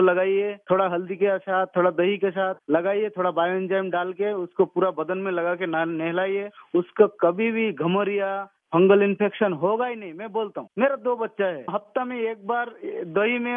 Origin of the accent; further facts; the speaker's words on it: West Bengal, India; now in Bangalore, India; से हूँ मैं बेंगलोर में रहता हूँ